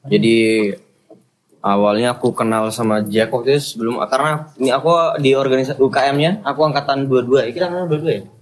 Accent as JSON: {"language": "Indonesian", "region": "West Nusa Tenggara", "country": "Indonesia", "said": "ya aku sendiri dari Lombok."}